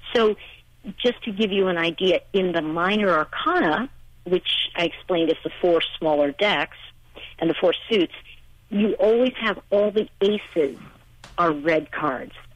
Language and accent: English; New York, United States; also born or lived in Los Angeles, California; now in Asheville, United States; I'm from New York originally, and I moved to Los Angeles, and I lived there for over 20 years